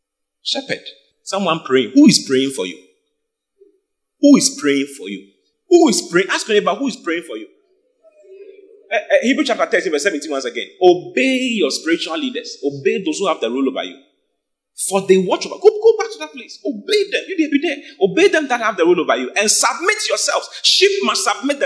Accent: Accra, Greater Accra, Ghana; moved away as an adult; now in Kumasi, Ghana; I'm not from Kumasi. I was born and bred in Accra

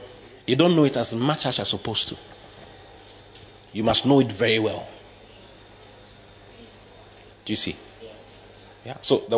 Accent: Ghana; I don't know. I'm from Africa. I'm from Ghana.

